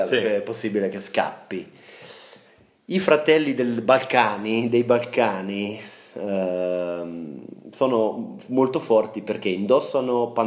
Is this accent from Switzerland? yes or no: yes; Switzerland; sarei molto onorato da svizzero di essere famoso perché faccio gli orologi a cucù.